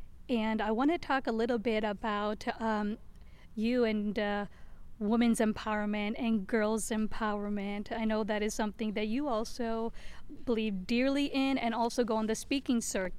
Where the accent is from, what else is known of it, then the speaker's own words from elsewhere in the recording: India; culture, being Indian, I have seen so much around marriage